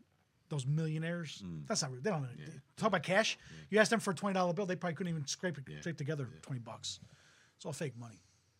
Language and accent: English; Toms River, New Jersey, United States; when I first moved to Tom's River when I was like 5 years old.